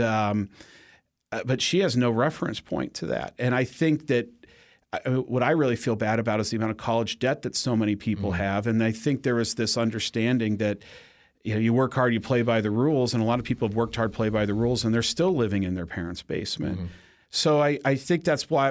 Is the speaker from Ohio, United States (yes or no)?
yes; Cleveland, Ohio, United States; moved away; when I was growing up in Ohio